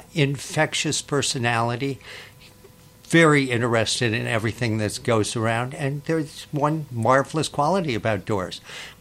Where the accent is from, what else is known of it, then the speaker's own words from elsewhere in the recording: Berkeley, California, United States; moved away; also born or lived in Waterville, Maine; I grew up in Berkeley, California.